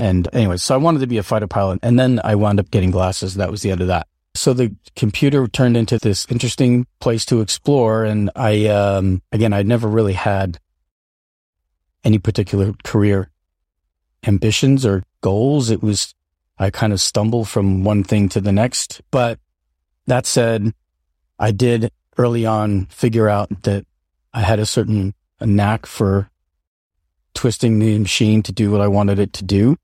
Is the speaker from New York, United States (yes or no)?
yes; upstate New York, United States; also born or lived in Seattle, Washington / Colden Common, Winchester, United Kingdom; I was born in Seattle, Washington, and at a relatively, uh, young age, our family moved to, uh, rural, like upstate New York, and that's where I, uh, my sister and I uh, grew up